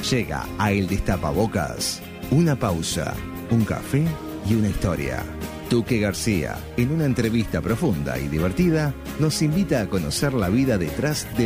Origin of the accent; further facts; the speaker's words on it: Uruguay; Eh, Somos uruguayas, sí.